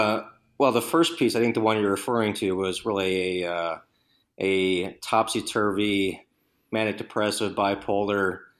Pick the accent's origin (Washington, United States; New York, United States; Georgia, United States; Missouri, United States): Missouri, United States; St. Louis; a lot of the thick and thin of the 80s, growing up in St. Louis, and then went to school there from 98, 2002